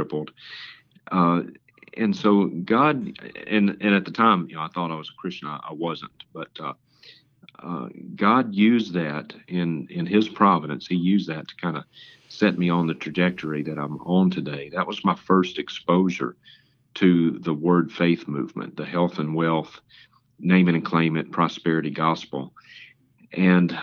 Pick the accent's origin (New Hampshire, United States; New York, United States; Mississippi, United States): Mississippi, United States; Vicksburg; I was born and reared in Vicksburg, Mississippi, and grew up going to First Baptist Church in Vicksburg